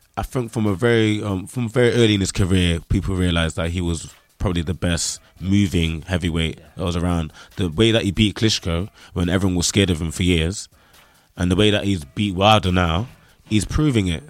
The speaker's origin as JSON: {"language": "English", "town": "Nottingham", "region": "East Midlands", "country": "United Kingdom", "accent": "Nottingham", "said": "I'm from Nottingham, the home of Robin Hood"}